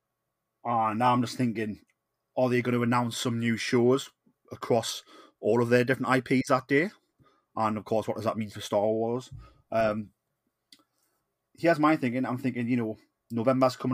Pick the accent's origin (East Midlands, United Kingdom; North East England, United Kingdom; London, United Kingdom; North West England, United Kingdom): North East England, United Kingdom; Newcastle upon Tyne; I am the …